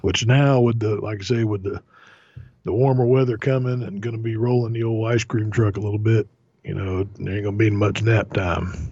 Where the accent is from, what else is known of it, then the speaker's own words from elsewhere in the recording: Florida, United States; growing up in Florida, my aunt and uncle, they had a couple of mango trees in the backyard